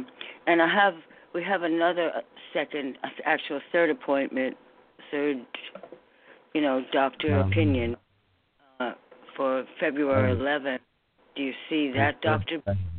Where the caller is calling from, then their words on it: New York, United States; from New York.